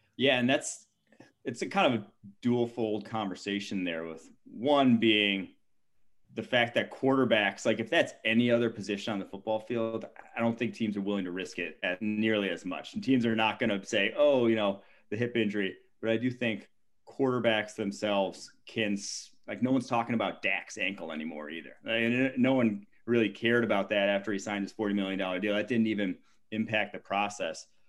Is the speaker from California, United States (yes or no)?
no; Milwaukee, Wisconsin, United States; moved away; I'm from Milwaukee originally